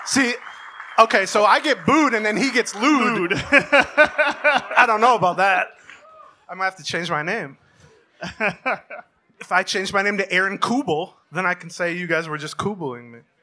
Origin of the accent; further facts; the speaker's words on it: St. Paul, Minnesota, United States; I'm from St. Paul